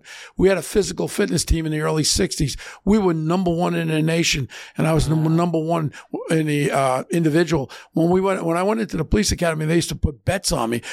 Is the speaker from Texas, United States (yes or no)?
no; New York City, New York, United States; growing up in Ozone Park, I grew up with John Gotti